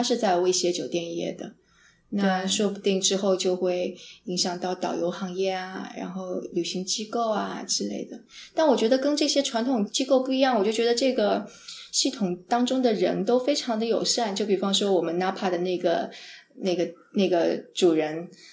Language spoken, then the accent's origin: Chinese; Jiangsu, China; moved away; also born or lived in San Francisco; 因为我是个江苏人，江苏是特别潮湿的地方